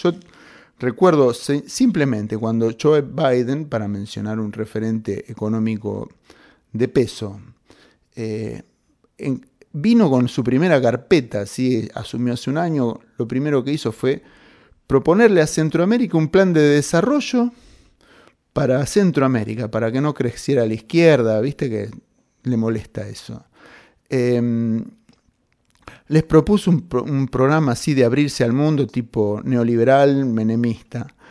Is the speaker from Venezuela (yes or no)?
no; Argentina; como argentinos